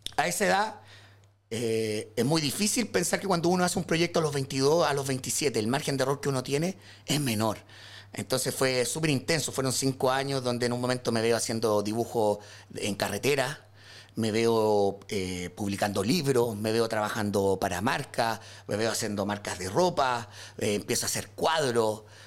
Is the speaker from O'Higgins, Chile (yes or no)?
yes; San Vicente de Tagua Tagua, O'Higgins, Chile; moved away as an adult; now in Santiago, Chile; soy de San Vicente de Tahuatahua.